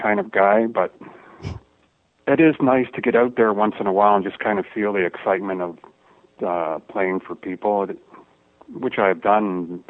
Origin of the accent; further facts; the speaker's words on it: Toronto, Ontario, Canada; Toronto, Ontario, Canada. Born and raised.